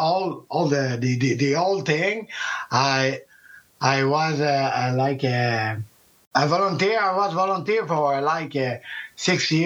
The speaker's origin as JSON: {"language": "English", "area": "South Shore", "region": "Quebec", "country": "Canada", "said": "we are from the South Shore"}